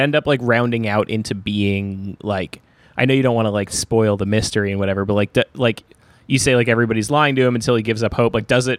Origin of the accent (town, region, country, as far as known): Glen Cove, New York, United States; born or raised there